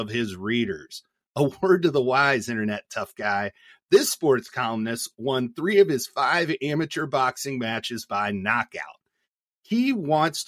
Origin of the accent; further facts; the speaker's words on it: Indiana, United States; moved away; going back to my home state of Indiana